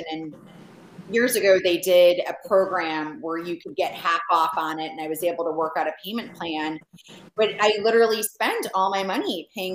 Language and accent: English; Chicago, Illinois, United States; as a Chicagoan and growing up there